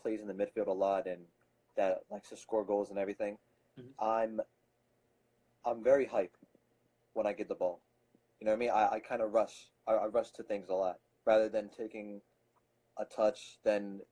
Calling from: Philadelphia, Pennsylvania, United States; I'm calling from Philadelphia

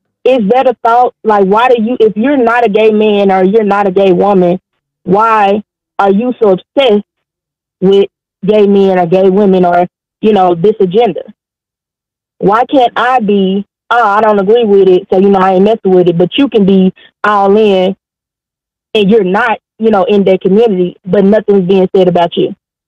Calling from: Arkansas, United States; I'm calling from Arkansas.

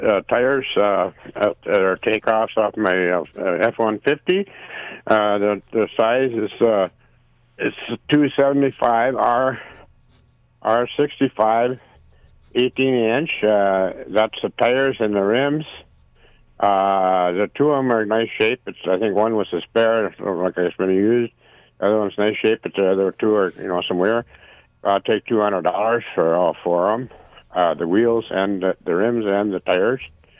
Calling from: Maple Lake, Minnesota, United States; This is Maple Lake.

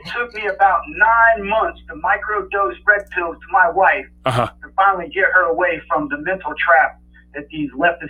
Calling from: North Carolina, United States; I'm calling from North Carolina

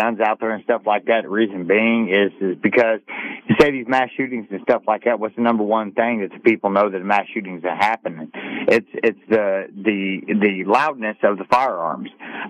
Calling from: Tennessee, United States; I'm here from East Tennessee, and I caught the tail end of what you're talking about as far as the guns and the firearms and stuff like that.

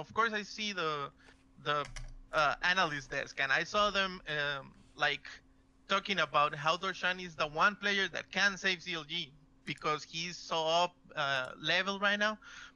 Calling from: Costa Rica; I'm calling from Costa Rica.

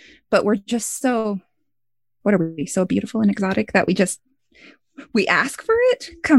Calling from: Missoula, Montana, United States; I'm calling from Missoula, Montana right now.

